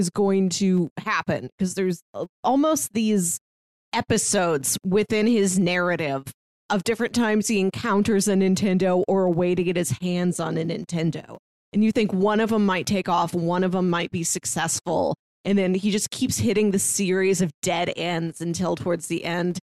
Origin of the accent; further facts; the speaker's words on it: St. Louis, Missouri, United States; I'm from St. Louis, its neighbor